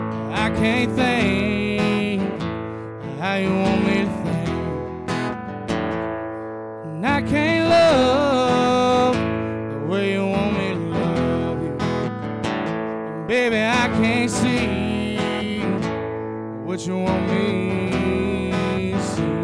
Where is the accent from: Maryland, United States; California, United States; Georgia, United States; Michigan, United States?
Georgia, United States; South; from South Georgia